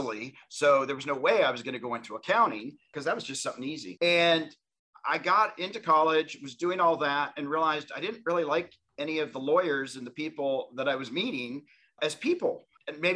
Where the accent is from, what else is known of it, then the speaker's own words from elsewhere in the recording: Tennessee, United States; I grew up in Tennessee